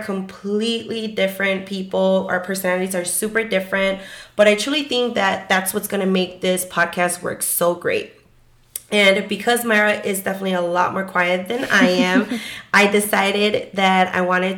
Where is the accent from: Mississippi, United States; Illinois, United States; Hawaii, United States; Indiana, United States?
Illinois, United States; Chicago; I was born and raised in Chicago